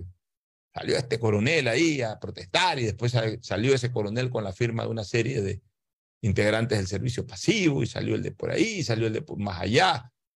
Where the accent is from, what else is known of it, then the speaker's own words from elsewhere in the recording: Ecuador; somos los ecuatorianos